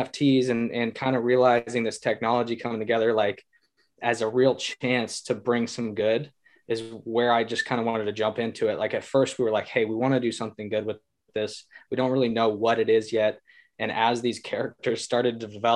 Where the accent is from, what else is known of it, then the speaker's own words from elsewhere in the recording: Northern California, United States; from Northern California